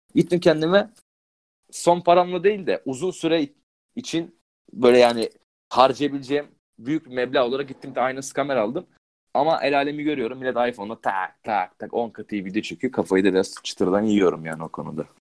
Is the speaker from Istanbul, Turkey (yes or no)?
no; Balıkesir, Turkey; ben Balıkesir'in köyünde çok gittim geldim yani oralıyım.